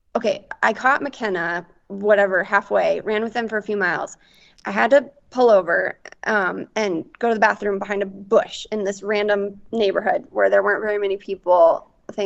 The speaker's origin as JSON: {"language": "English", "region": "Western Nebraska", "country": "United States", "tie": "born or raised there", "said": "I grew up in Western Nebraska."}